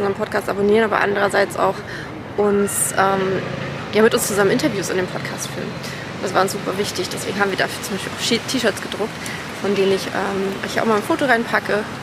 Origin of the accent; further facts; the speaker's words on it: Germany; ich komme aus Deutschland